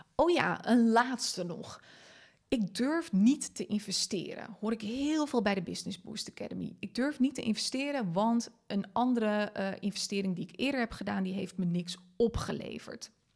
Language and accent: Dutch; Friesland, Netherlands; first language Frisian; Dutch is a second language; Ik ben Fries opgevoed